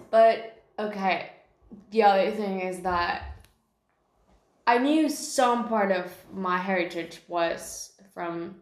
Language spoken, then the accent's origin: English; Mexico; I'm Mexican. I was born in Mexico